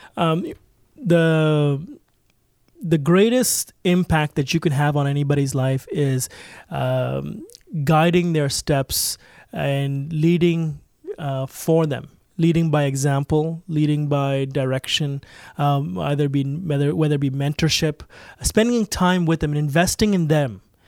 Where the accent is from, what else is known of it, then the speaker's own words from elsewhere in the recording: Toronto, Ontario, Canada; I grew up right in Toronto